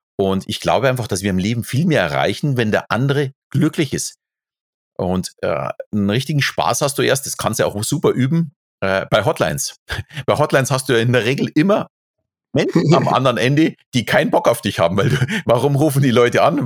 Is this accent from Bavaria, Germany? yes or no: yes; Bavaria, Germany; ich bin natürlich katholisch erzogen, äh, so also als Bayer ist das ganz normal.